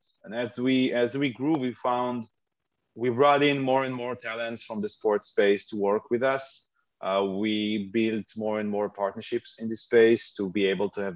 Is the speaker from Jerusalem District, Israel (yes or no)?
no; Haifa, Haifa District, Israel; I live in Haifa, born and raised in Haifa, Israel